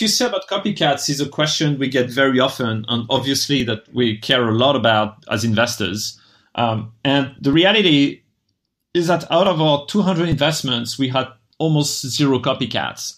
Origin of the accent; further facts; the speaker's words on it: France; moved away as an adult; also born or lived in Japan; I'm originally from France, and when I graduated, I wasn't too excited about working in France